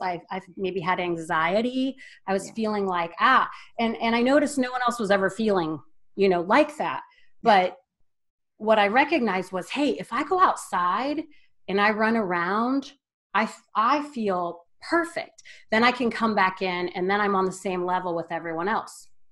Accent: Wadsworth, Ohio, United States; I'm from a small town, Northeast Ohio, called Wadsworth. It's a suburb of Akron. Growing up, uh, really, we had to drive 15 minutes to get anywhere

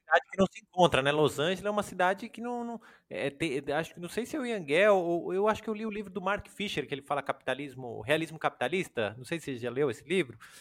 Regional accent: São Paulo, Brazil; eu e o Daniel, a gente é de São Paulo, mora em São Paulo, estuda, trabalha aqui

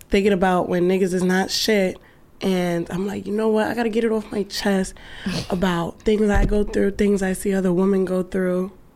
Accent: New York City, New York, United States; I'm saying from Brooklyn

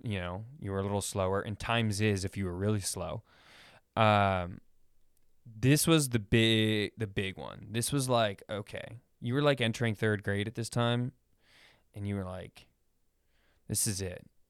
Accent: Sacramento, California, United States; I grew up in Sacramento

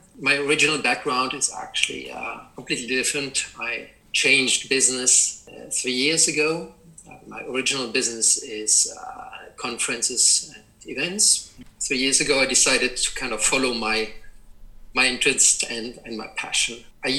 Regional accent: Germany; moved away as an adult; also born or lived in Beijing, China / Shanghai, China / Hong Kong; that led actually me to appreciate the wines of my home country much more than I actually used to when I lived in Germany.

